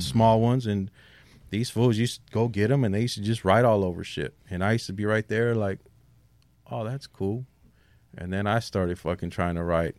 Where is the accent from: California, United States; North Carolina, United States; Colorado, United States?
California, United States; San Diego; also born or lived in South Bay, San Diego / North County, San Diego; I'm from a neighborhood called Shelltown